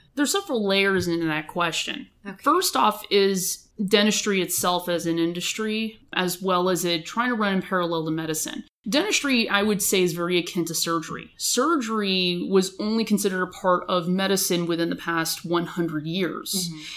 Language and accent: English; Los Angeles County, California, United States; also born or lived in Boston, United States / Bakersfield, California, United States; originally from Los Angeles County, but I grew up in Los Angeles County.